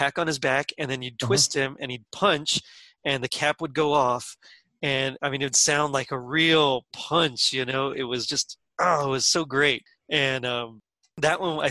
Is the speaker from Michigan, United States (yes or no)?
no; Texas, United States; I'm from Texas